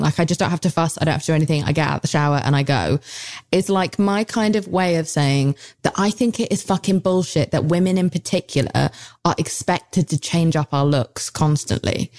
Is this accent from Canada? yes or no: no; United Kingdom; I'm British